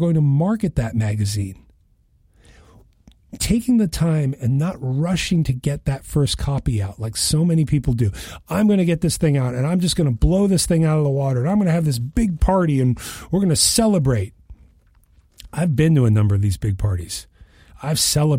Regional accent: Western Massachusetts, United States; I grew up in Western Massachusetts outside of Boston

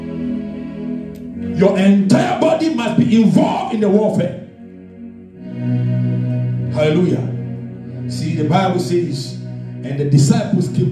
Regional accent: Ghana; I come from Ghana, Africa, West Africa to be precise. And I know my people, and my people also know me.

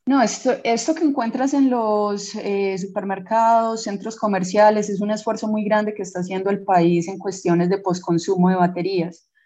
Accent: Colombia; nosotros como científicos colombianos

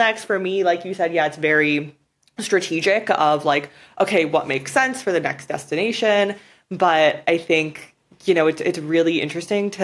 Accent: Canada; moved away as an adult; I was born in Canada. Like I guess technically I'm from Canada. I lived there till I was like 22 years old for the most part.

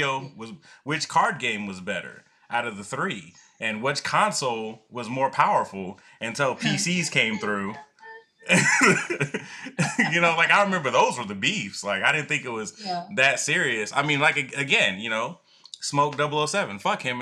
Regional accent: Atlanta, Georgia, United States; also born or lived in Los Angeles, California / Decatur, Georgia; I grew up in Atlanta, Georgia

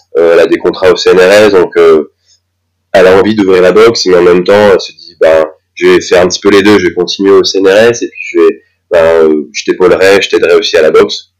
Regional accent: near Dijon, Bourgogne-Franche-Comté, France; moved away as an adult; now in Strasbourg, France; à Dijon, là, là d'où je viens, je viens à côté Dijon

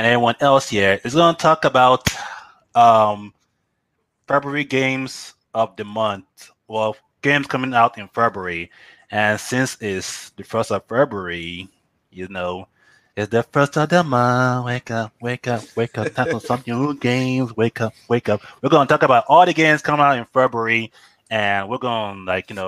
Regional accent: Nigeria; I'm tallest Nigerian in the group

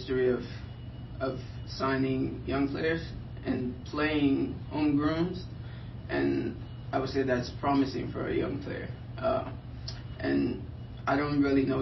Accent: Liberia; now in United States; originally I'm from Liberia, West Africa

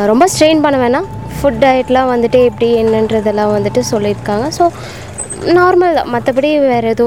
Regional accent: Namakkal, Tamil Nadu, India; now in Coimbatore, India; எங்கள் சொந்த ஊர் நாமக்கல்

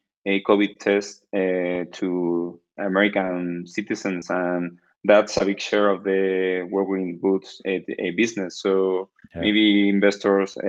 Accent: Cádiz, Andalusia, Spain; English is a second language; now in Cartagena, Spain; I'm from Spain, as you already know. And I'm from the south of Spain, from Cali, but I right now live in Cartagena, is in the east of Spain

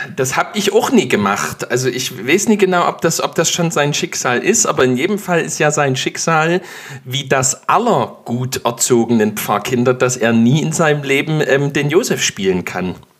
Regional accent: Dresden, Saxony, Germany; muss ich als Dresdner

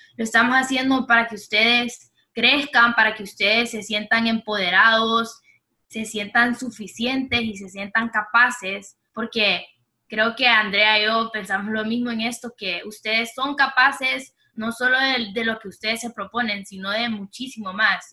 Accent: Honduras; also born or lived in Miami, United States; nací en Miami, me crié en Honduras toda mi vida

